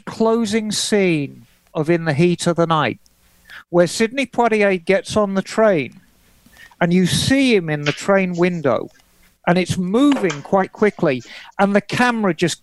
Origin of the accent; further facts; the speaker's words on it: Birmingham, West Midlands, United Kingdom; as a child, I grew up in Birmingham